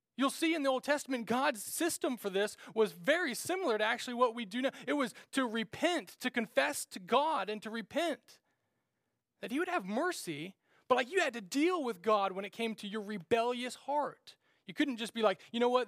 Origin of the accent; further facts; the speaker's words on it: Kansas, United States; we grew up in Nowheresville, Kansas